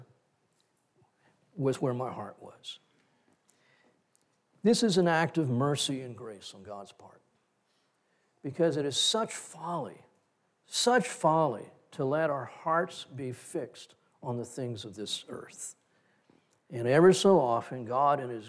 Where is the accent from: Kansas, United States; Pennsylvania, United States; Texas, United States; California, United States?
Texas, United States; Corpus Christi; we grew up in Corpus Christi